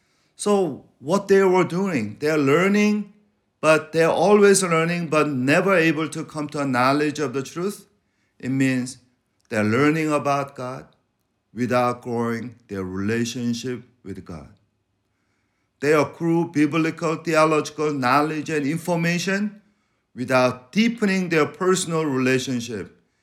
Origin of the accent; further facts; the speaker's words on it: Venezuela; You know, I grew up in Venezuela being called chinito.